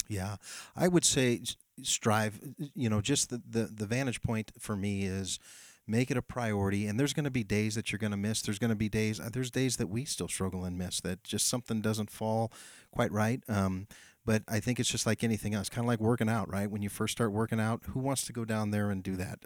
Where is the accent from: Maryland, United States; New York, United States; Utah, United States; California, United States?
California, United States; Amador County; I grew up here in Amador County, so I got a lot of roots here